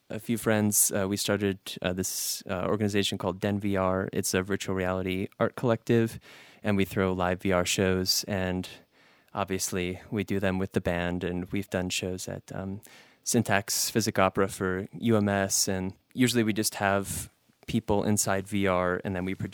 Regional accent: Detroit, Michigan, United States; I was noticing that a lot in my hometown of Detroit, where people come in and buy really cheap properties and make the neighborhoods too expensive to live in.

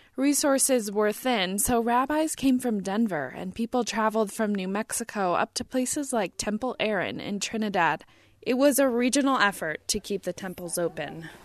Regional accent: Germany; now in Colorado Springs, United States; I was born in Germany. Um, he emigrated, and so did I.

